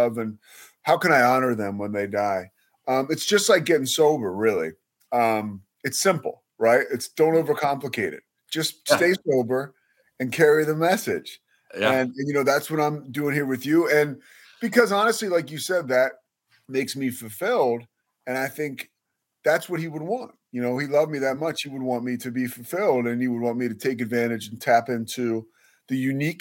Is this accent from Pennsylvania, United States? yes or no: yes; Villanova, Pennsylvania, United States; I grew up outside of Philadelphia in an area, Villanova, where the college is